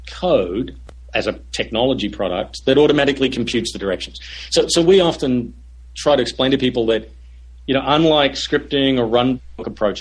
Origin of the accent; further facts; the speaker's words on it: Australia; moved away as an adult; also born or lived in Silicon Valley; now in United States; I'm Australian. When I moved to Silicon Valley in early 96